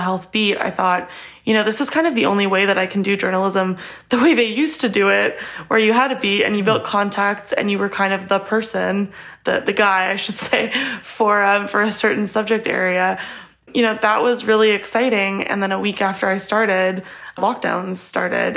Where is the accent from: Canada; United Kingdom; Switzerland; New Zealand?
Canada; Edmonton, Alberta; I grew up in Alberta and I'm very lucky to have had amazing healthcare in Edmonton, where I grew up.